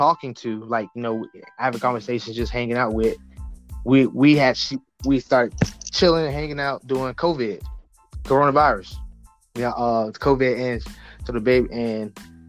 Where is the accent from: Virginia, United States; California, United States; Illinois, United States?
Virginia, United States; Norfolk; from Norfolk, 757.